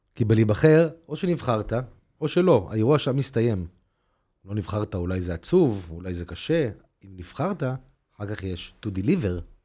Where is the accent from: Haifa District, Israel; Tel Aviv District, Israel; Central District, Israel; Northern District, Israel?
Tel Aviv District, Israel; Tel Aviv; ואני גדלתי בתל אביב